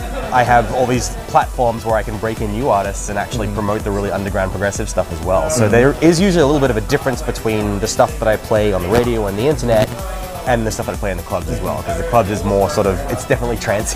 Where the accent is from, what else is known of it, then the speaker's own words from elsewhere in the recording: Australia; accent: Australian; also born or lived in Germany / United States; now in London, United Kingdom; And when I go back to Australia, I mean, I still very much sound Australian, but when I go back home now, people can't pick where I'm from anymore.